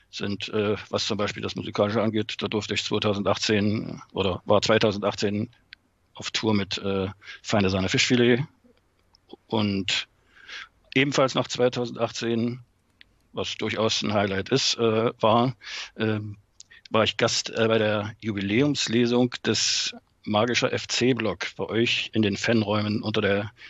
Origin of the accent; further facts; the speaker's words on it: Altenburg, Thuringia, Germany; moved away as an adult; also born or lived in Wismar; now in Schwerin, Germany; Ich bin äh, geboren und aufgewachsen in Altenburg in Thüringen, ähm, lebe seit 1900 Ende 87 in äh, Mecklenburg, zunächst in Wismar und seit 2003 in Schwerin.